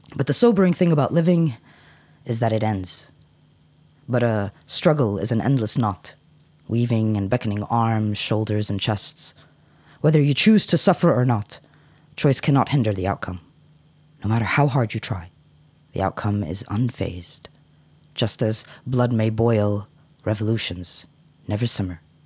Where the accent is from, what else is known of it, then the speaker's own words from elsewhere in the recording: United States; moved away; I grew up in the States